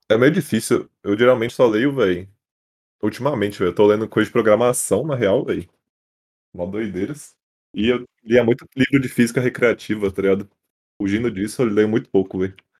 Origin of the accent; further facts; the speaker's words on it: São Paulo, Brazil; also born or lived in São José do Rio Preto; Eu sou de São Paulo, capital.